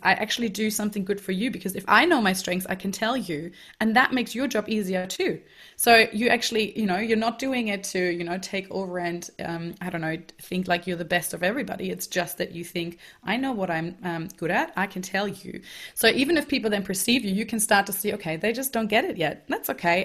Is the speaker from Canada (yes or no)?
no; Germany; moved away; I grew up in Germany, um, so I'm German, and I went to high school there and also university